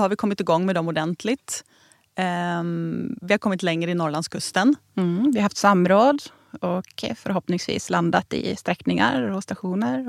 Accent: Norrbotten County, Sweden; jag som norrbottning

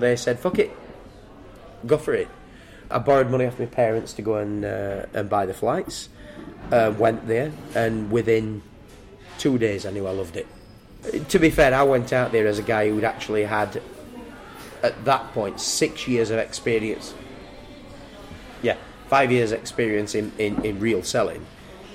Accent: Barnsley, Yorkshire and the Humber, United Kingdom; moved away as an adult; also born or lived in Spain; I left school at 15. I'm from Barnsley

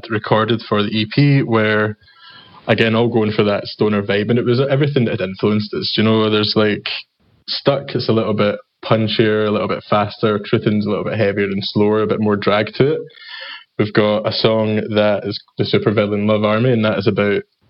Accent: Scotland, United Kingdom; accent: Scottish

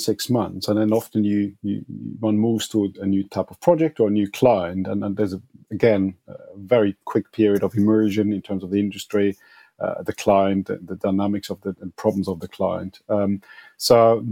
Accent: Switzerland; moved away as an adult; now in United Kingdom; I'm from Switzerland.

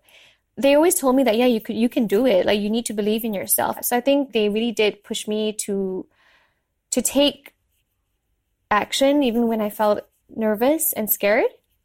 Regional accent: Subang Jaya, Selangor, Malaysia; I was born and raised in Malaysia.

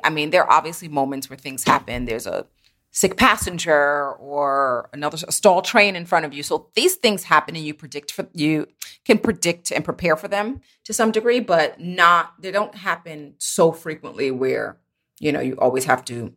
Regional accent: New York City, New York, United States; I am located here in lovely Brooklyn, New York, where I was born and raised

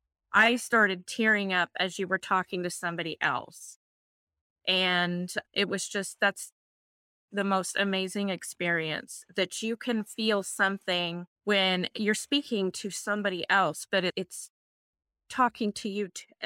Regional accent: Wichita, Kansas, United States; I am from Wichita, Kansas.

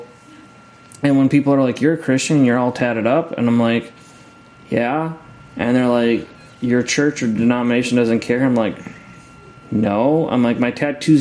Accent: Scotland, United Kingdom; I'm Scottish

